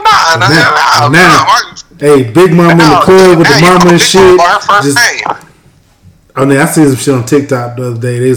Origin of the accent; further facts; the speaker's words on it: the South, United States; I'm from the South, man. I'm from the South. I got Southern hospitality